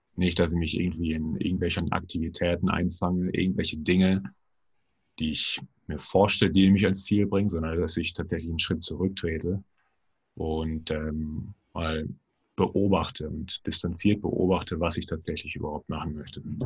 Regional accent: Germany; wir quasi auch als Deutsche

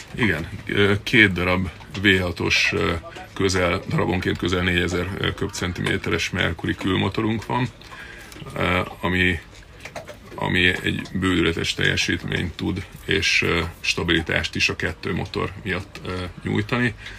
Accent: Balatonfüred, Veszprém County, Hungary; tősgyökeres balatoni születésű srác vagyok. A szüleim háza ma is van eh, néhány méterre a, a víztől található. Én itt, itt nőttem föl

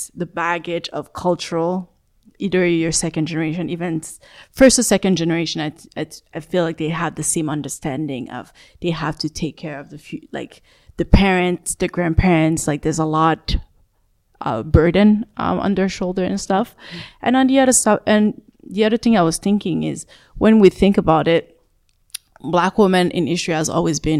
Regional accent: Canada; Growing up in Canada, we can say we have the choice to choose the field that we want.

